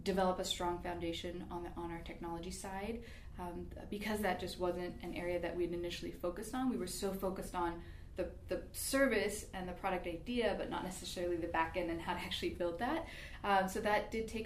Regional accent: Bay Area, California, United States; now in Sacramento, United States; I'm actually from California, the Bay Area

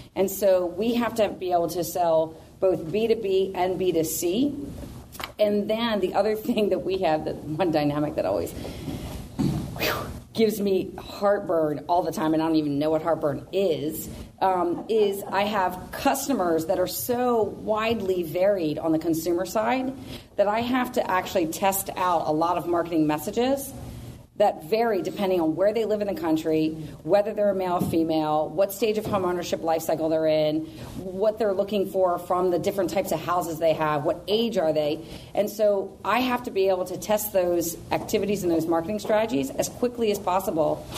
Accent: Baltimore, Maryland, United States; I actually am from the Baltimore area of the East Coast

